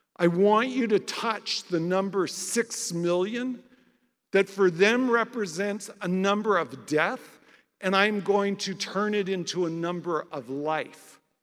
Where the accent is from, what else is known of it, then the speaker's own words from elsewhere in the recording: Canada; I'm Canadian and I'm a non Jew